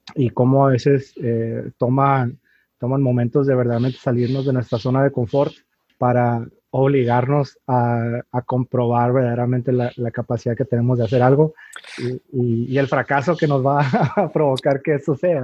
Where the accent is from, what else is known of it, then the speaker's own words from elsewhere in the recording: Tijuana, Baja California, Mexico; also born or lived in San Diego, United States; yo nací en San Diego, aunque me crié de este lado acá en, en Tijuana, México.